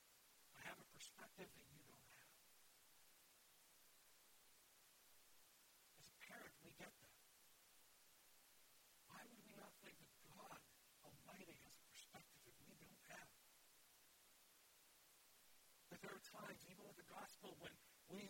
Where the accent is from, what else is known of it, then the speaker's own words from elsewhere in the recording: Wisconsin, United States; I'm from Wisconsin